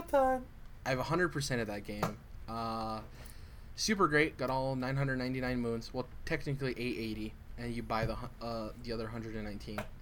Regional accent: United States; as an American

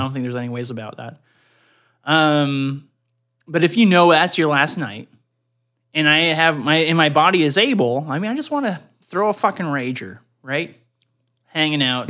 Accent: Canada; growing up in Canada

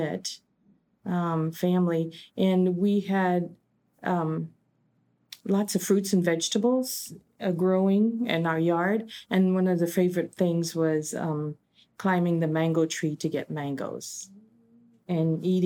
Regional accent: Trinidad & Tobago; now in United States; I was born in Trinidad and Tobago

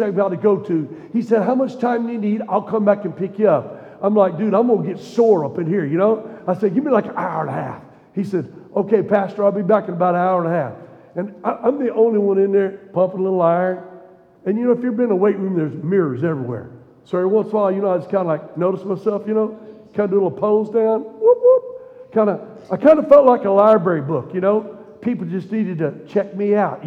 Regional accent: Missouri, United States; also born or lived in Tennessee; I grew up in Missouri, would spend my summers in the Ozark Mountains

